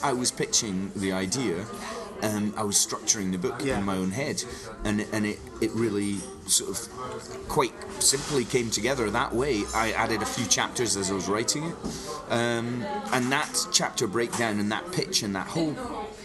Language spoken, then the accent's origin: English; Kingsbarns, Scotland, United Kingdom; I was born abroad, but I grew up in Fife in the East Nuke near St Andrews